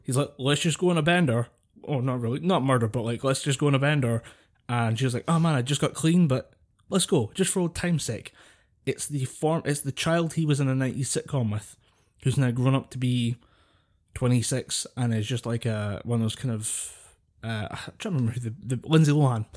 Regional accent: Scotland, United Kingdom

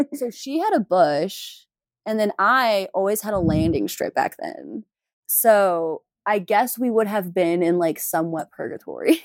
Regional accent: Houston, Texas, United States; I'm from Houston

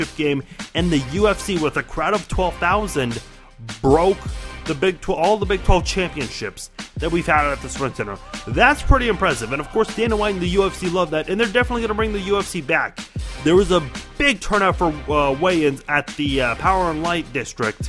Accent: Iran; now in United States; I'm from Iran. My parents and my brother and I are the only ones who are in the United States out of everyone else in our family.

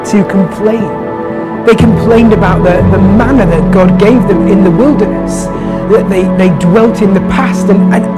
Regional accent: United Kingdom; as British people

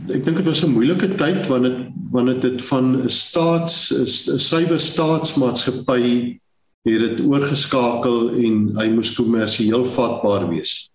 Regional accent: Springbok, Northern Cape, South Africa; moved away as an adult; also born or lived in Stellenbosch / Saldanha / Walvis Bay; ek het groot geword in Springbok, gebore groot geword in Namakolander

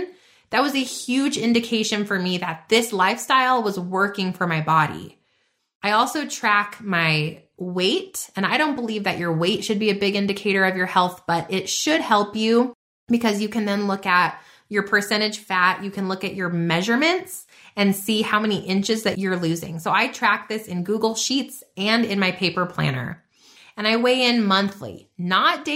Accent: New Mexico, United States; I'm from New Mexico

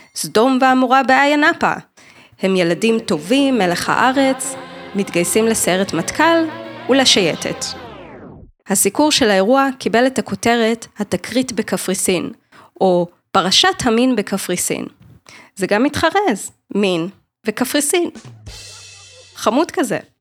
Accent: Jerusalem, Jerusalem District, Israel; moved away; גם אני ירושלמית במקור.

